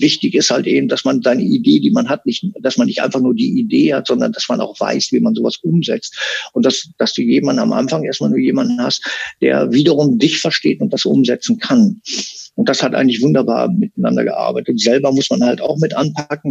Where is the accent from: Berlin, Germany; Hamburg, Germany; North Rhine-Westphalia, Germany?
North Rhine-Westphalia, Germany; Münsterland; moved away as an adult; now in Sri Lanka; bei uns im Münsterland